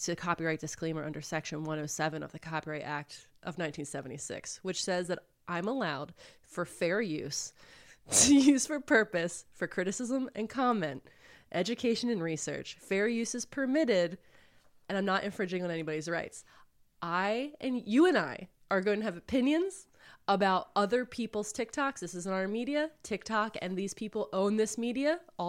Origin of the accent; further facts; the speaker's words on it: Queens, New York, United States; I am conservative Republican septuagenarian. There you go. Born and raised in Queens, New York.